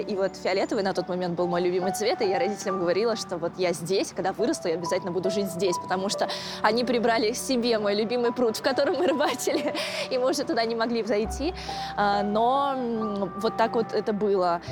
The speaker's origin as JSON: {"language": "Russian", "region": "Moscow", "country": "Russia", "tie": "born or raised there", "said": "я росла именно в Олимпийском районе"}